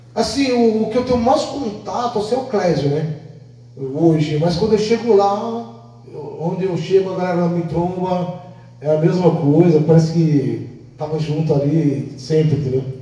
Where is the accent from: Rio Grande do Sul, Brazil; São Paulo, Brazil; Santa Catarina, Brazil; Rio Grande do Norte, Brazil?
São Paulo, Brazil; also born or lived in Northeast Brazil; Nasci no Nordeste, fui criado em São Paulo